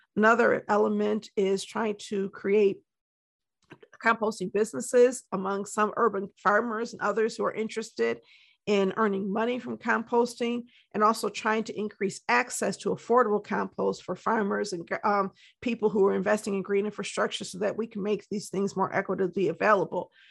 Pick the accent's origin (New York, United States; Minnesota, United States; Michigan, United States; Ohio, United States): Michigan, United States; Detroit; also born or lived in Ann Arbor, Michigan; was raised in Detroit, and I currently live in the city of Detroit, Michigan